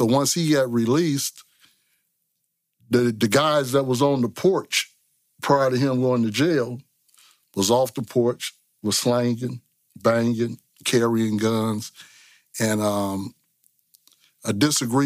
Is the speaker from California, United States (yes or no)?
yes; San Francisco, California, United States; I was born and raised in San Francisco, Hunters Point, Bayview District